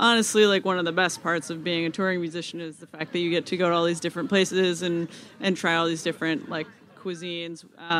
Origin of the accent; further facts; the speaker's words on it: Iowa, United States; moved away; someone that I grew up with in Iowa